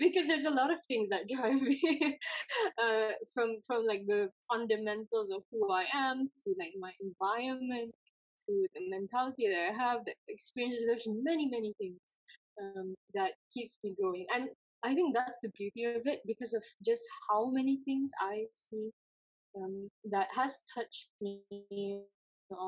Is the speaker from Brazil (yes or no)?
no; East Malaysia, Malaysia; me being East Malaysian